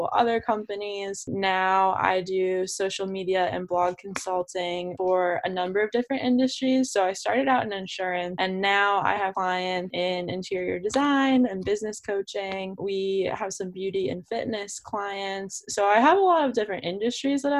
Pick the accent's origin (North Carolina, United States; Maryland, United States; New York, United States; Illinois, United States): Maryland, United States; Baltimore; also born or lived in Virginia; I am from Baltimore. I grew up there. I, you know, raised there all my life